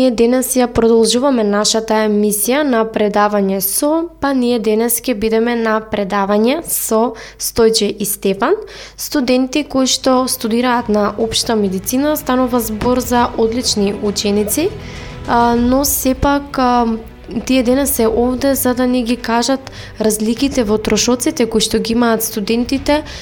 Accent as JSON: {"language": "Macedonian", "country": "North Macedonia", "said": "кај нас во Македонија"}